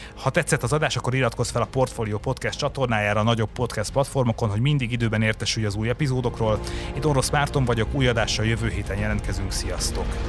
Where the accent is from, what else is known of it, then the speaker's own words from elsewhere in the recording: Borsod-Abaúj-Zemplén, Hungary; persze hazabeszélek borsodiként